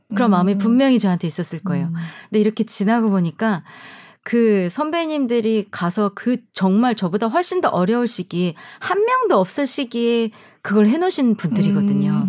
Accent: South Korea; moved away as an adult; also born or lived in Germany; 한국에서 나온 우리 한국 출신 성악가들

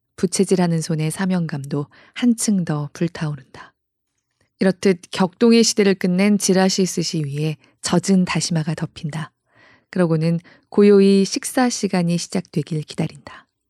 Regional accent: South Korea; 저 그런 한국 사람입니다

